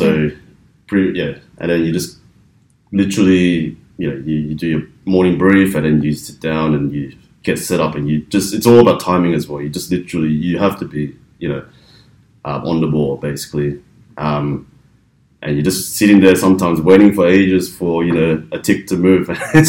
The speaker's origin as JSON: {"language": "English", "town": "Melbourne", "region": "Victoria", "country": "Australia", "moved": "yes", "lives_now": "Sydney, Australia", "said": "I'm originally from Melbourne, so I do tend to go back to Melbourne quite frequently."}